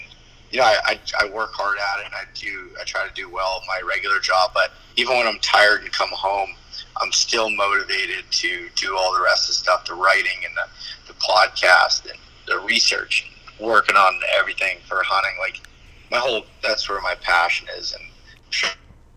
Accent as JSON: {"language": "English", "region": "North Central Pennsylvania", "country": "United States", "tie": "born or raised there", "said": "I moved back to my hometown. It's in North Central Pennsylvania"}